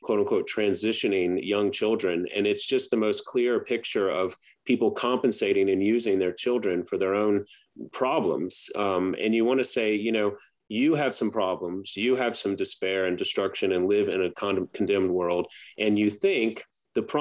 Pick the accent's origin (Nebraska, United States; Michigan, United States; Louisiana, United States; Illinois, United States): Louisiana, United States; Baton Rouge; growing up in Baton Rouge